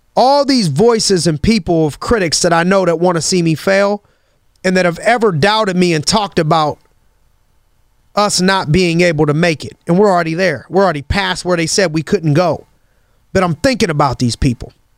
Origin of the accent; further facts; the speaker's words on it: Youngstown, Ohio, United States; as a kid growing up in Youngstown, Ohio